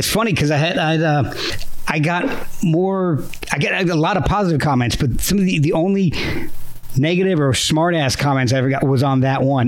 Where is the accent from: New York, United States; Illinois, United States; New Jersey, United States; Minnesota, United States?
New Jersey, United States; moved away; I kind of grew up in New Jersey myself, so spent like f- almost 15 years there